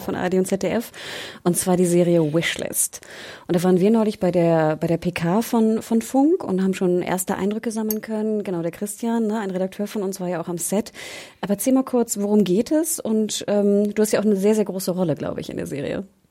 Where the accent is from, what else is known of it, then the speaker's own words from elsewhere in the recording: Hamburg, Germany; Ich komme komm aus Hamburg